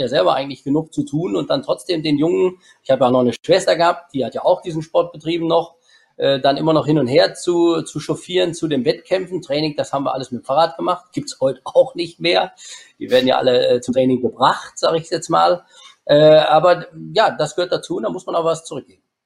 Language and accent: German; Germany; ich bin äh, gebürtiger Schwanefelder und lebe auch heute noch